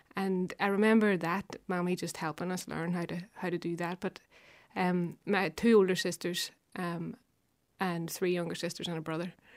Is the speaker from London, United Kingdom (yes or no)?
no; Belfast, Northern Ireland, United Kingdom; I'm from West Belfast, Anderson Town